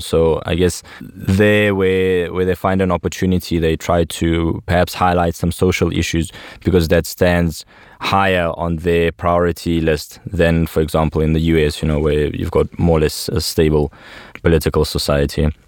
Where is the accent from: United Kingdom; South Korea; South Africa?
South Africa; moved away as an adult; also born or lived in Russia; I grew up in South Africa in a really small town